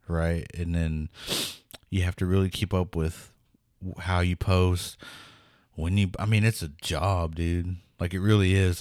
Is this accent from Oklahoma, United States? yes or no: yes; Pawnee, Oklahoma, United States; growing up in Pawnee